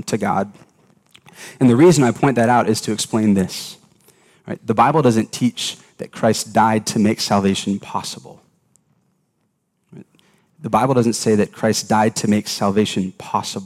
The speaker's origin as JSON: {"language": "English", "town": "Atlanta", "region": "Georgia", "country": "United States", "tie": "born or raised there", "said": "I grew up in Atlanta, Georgia"}